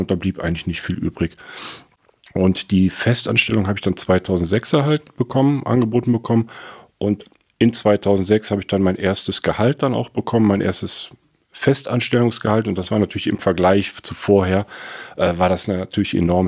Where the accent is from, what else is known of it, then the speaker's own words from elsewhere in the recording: Cologne, North Rhine-Westphalia, Germany; moved away as an adult; also born or lived in Frankfurt; Ich komme aus Köln. Ich bin in Köln aufgewachsen, auf der, auf der rechten Rheinseite